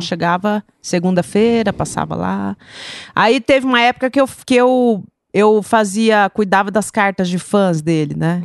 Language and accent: Portuguese; Campo Grande, Mato Grosso do Sul, Brazil; Sou de Campo Grande. Hum. Campo Grandense nata